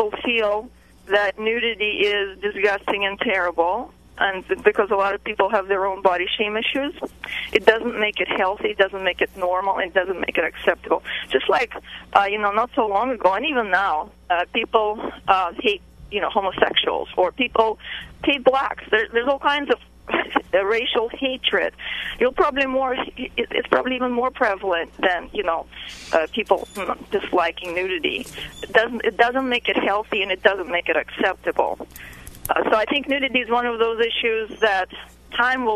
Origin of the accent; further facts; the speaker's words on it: Russia; now in United States; I grew up in Russia